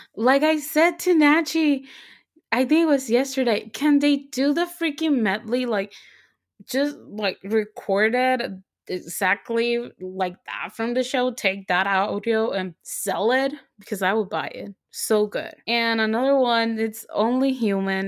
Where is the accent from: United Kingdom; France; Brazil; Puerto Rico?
Puerto Rico; moved away; Even though I live here, I always say that I'm from Puerto Rico